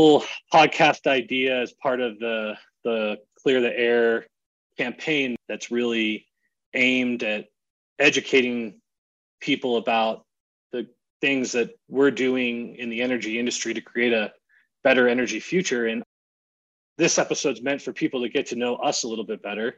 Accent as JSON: {"language": "English", "region": "New Hampshire", "country": "United States", "tie": "born or raised there", "also_born_or_lived": "Colorado", "moved": "as an adult", "said": "growing up in the Northeast in New Hampshire"}